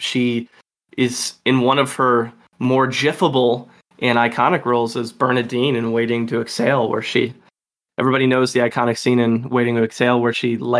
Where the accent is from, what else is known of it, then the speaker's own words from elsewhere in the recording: Michigan, United States; I grew up on … growing up in Michigan.